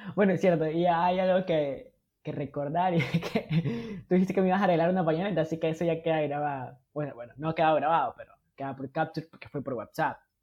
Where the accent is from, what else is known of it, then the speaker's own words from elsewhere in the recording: Ecuador; somos los ecuatorianos